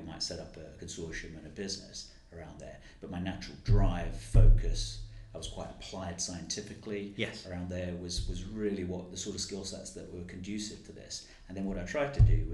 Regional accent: London, United Kingdom; growing up in the East End

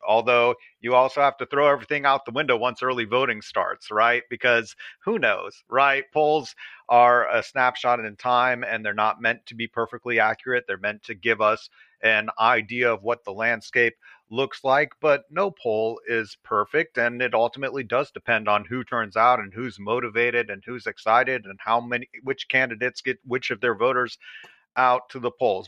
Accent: Atlanta, Georgia, United States; I'm from the Atlanta area, so um, this is my hometown

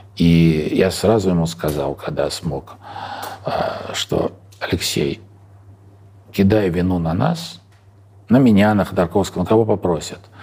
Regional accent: Moscow, Russia; moved away as an adult; я родился в Москве, учился в Москве, работал в Москве, уехал из Москвы навсегда в 44-м, э, в 44 года

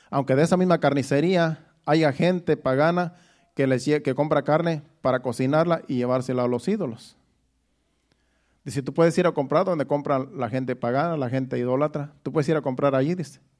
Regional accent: Mexico; moved away; Cuando yo me vine de México, todavía mi mamá me echó la bendición.

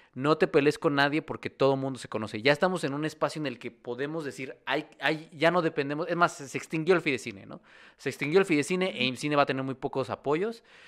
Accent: Mexico; allá en mi pueblo en San Castolo

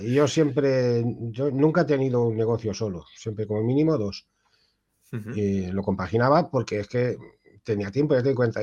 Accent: Ibi, Valencian Community, Spain; moved away as an adult; now in Tui, Spain; yo soy del pueblo de los juguetes, de Ibi

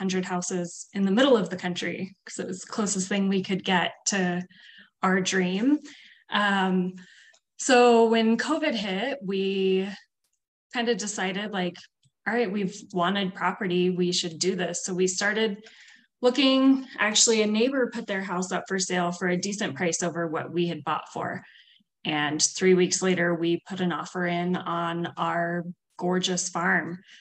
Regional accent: California, United States; moved away as an adult; also born or lived in Hawaii / Colorado; I was born and raised in California.

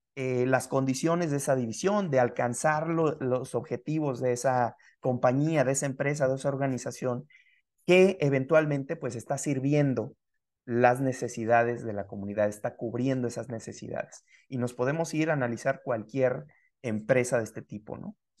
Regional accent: Mexico; los mexicanos que somos, originarios de acá

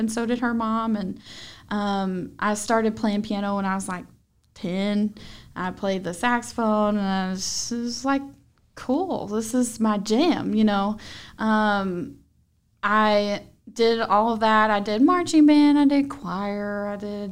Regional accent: Marion County, Kentucky, United States; I'm from Marion County

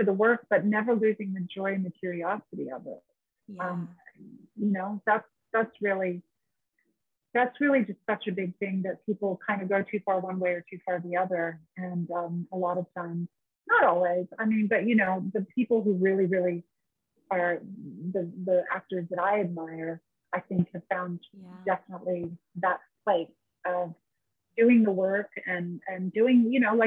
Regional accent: San Diego, California, United States; moved away as an adult; also born or lived in Australia; I grew up in San Diego, so I grew up 2 hours south

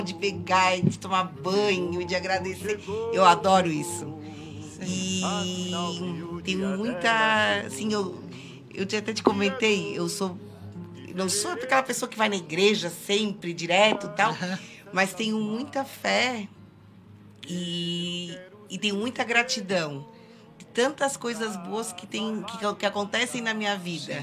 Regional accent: Mazatlán, Sinaloa, Mexico; first language Spanish; Portuguese is a second language; also born or lived in Laguna, Brazil; now in Brazil; Mazatlán, que, que é a minha cidade natal no México

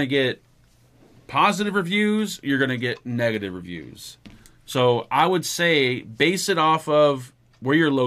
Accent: United States; I'm American

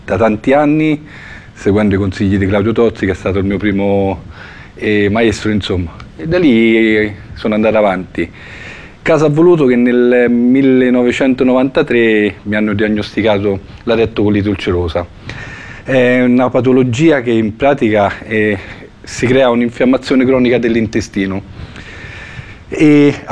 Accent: Fiuggi, Lazio, Italy; Sono di Fiuggi e il 26 luglio compirò 49 anni

